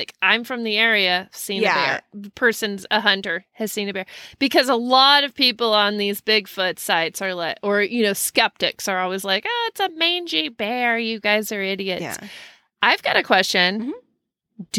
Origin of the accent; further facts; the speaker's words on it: Snoqualmie, Washington, United States; I grew up in the Snoqualmie North Bend area and spent many summer nights a day at the lake in the woods.